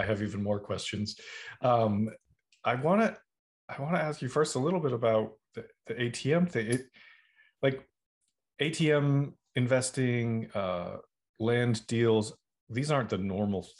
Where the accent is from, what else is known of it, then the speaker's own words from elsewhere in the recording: Boston, Massachusetts, United States; now in Los Angeles, United States; I grew up in Boston